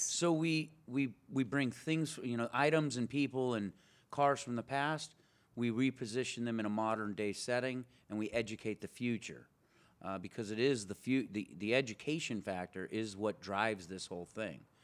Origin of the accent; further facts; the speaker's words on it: Pismo Beach, California, United States; also born or lived in Bellflower / Arcadia / Paso Robles; now in Long Beach, United States; I grew up in Pismo Beach